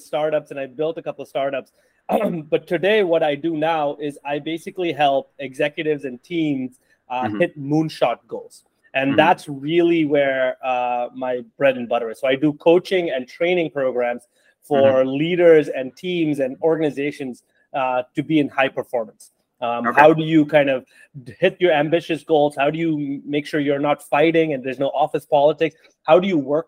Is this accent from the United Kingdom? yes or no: no; India; now in United States; growing up in India and then coming to the US as an immigrant